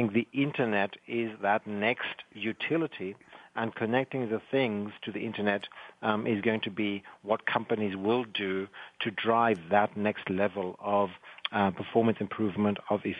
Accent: South Africa; accent: South African; now in Heidelberg, Germany; You may hear in the accent, actually, I am from South Africa.

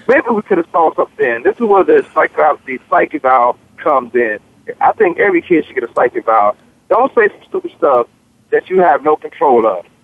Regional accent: Newport News, Virginia, United States; I come from Newport News, Virginia. They call my place Bad News, Virginia

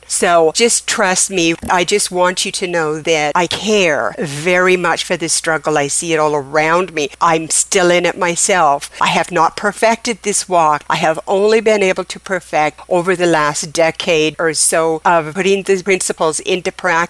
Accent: Oregon, United States; I'm transplanted from Oregon down here in the southern state of Louisiana

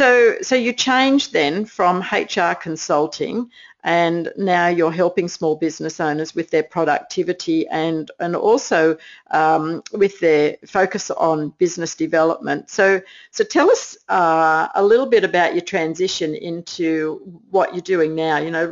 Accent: New Jersey, United States; I'm just from New Jersey.

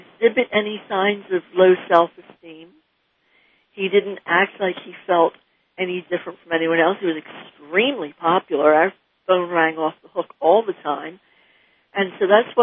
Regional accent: New Jersey, United States; moved away as an adult; also born or lived in Australia / North Carolina; we grew up in New Jersey, and then they were about three and four, we moved to North Carolina

